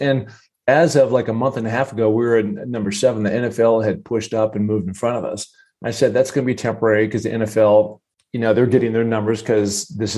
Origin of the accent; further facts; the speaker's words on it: Seattle, Washington, United States; growing up in Seattle